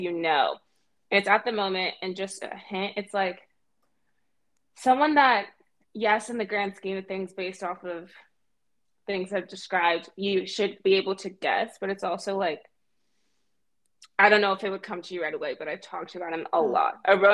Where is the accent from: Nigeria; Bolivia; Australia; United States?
Nigeria; Delta; I'm from Delta State